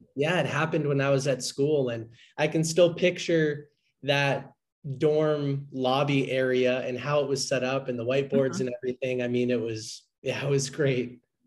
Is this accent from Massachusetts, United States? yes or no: yes; Boston, Massachusetts, United States; I'm from the Boston, Massachusetts area originally